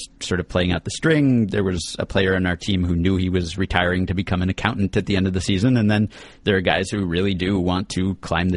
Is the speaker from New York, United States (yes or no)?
yes; New York, United States; as a New Yorker